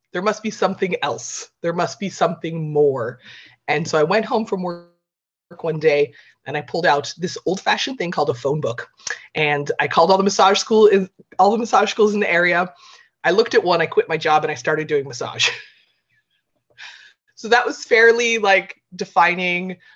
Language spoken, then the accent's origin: English; California, United States; moved away as an adult; now in Ireland; I grew up in California